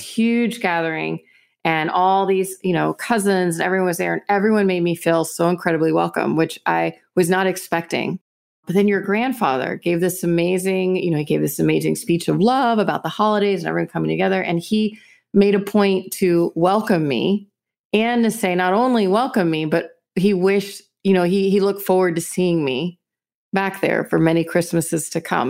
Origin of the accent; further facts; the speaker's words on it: Houston, Texas, United States; I'm from Houston. My family is a working class family